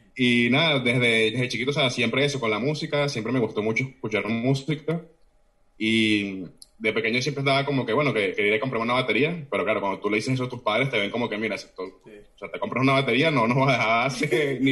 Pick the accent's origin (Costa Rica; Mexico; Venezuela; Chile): Venezuela; Caracas, Capital District; moved away as an adult; now in Oviedo, Spain; nací en, en Caracas, toda mi vida prácticamente viví entre Cafetal y Los Naranjos